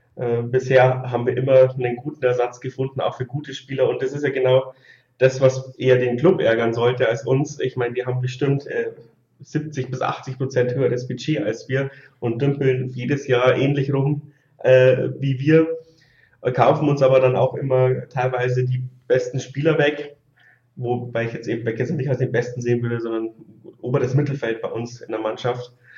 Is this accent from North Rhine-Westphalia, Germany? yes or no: no; 60 km from Regensburg, Bavaria, Germany; ich komme so 60 Kilometer aus Regensburg weg